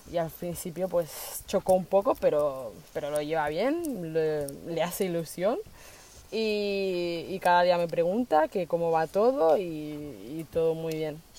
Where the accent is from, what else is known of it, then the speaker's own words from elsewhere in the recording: Colombia; tenía a mi madre y a mi hermano aquí, que como os comentaba que somos de Colombia, pero se fueron hace un año y medio.